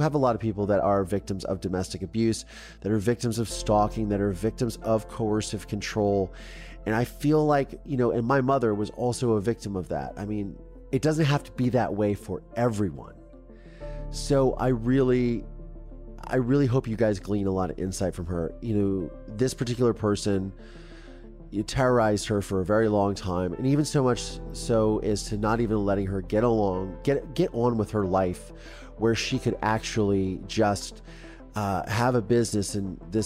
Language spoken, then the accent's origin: English; Mansfield, Ohio, United States; moved away as an adult; I love my hometown